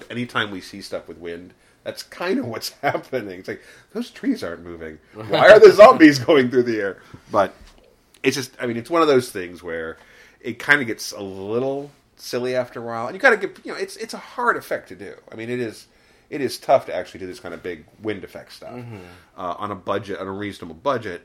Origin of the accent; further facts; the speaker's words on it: Midwest, United States; I'm from the Midwest, where you know it rains a lot